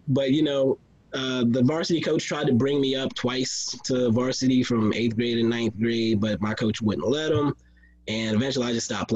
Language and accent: English; Texas, United States; I was growing up in Texas